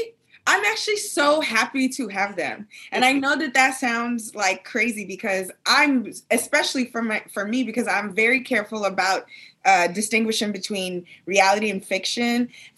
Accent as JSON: {"language": "English", "town": "New York City", "region": "New York", "country": "United States", "tie": "born or raised there", "moved": "as an adult", "lives_now": "Los Angeles, United States", "said": "But also, I should admit that I am a native New Yorker. I'm from Brooklyn."}